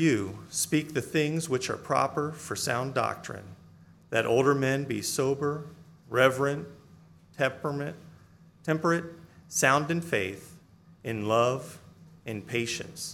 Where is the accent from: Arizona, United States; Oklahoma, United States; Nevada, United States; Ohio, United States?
Ohio, United States; I was born and raised in Ohio